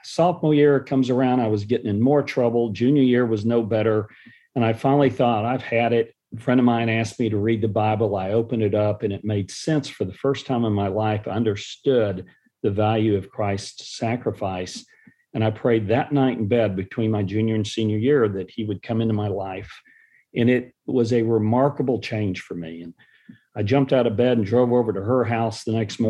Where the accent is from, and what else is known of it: Dallas, Texas, United States; born or raised there; also born or lived in San Antonio, Texas